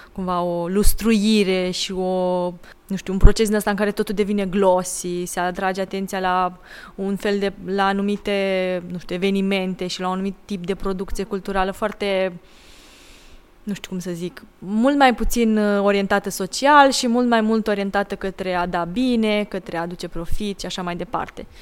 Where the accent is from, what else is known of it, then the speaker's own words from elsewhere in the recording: Timișoara, Timiș County, Romania; Timișoara, adică de, de acolo de unde sunt eu